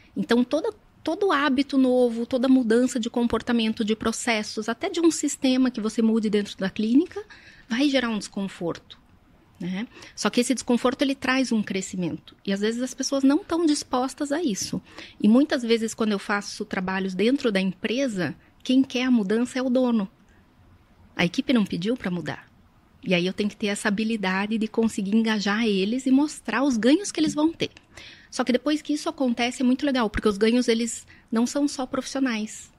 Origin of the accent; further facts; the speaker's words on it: Curitiba, Paraná, Brazil; eu sou nascida e criada em Curitiba